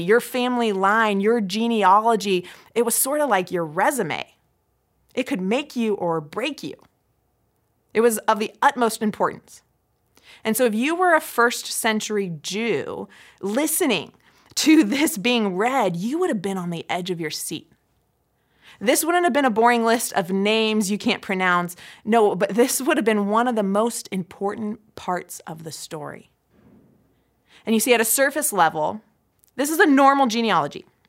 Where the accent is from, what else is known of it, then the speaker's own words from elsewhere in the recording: Midwest, United States; us who were born and raised in America